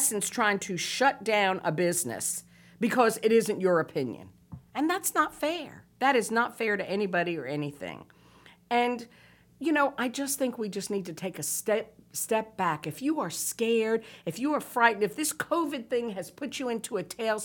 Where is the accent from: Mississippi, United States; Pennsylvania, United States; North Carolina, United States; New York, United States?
North Carolina, United States; New Bern; I'm from New Bern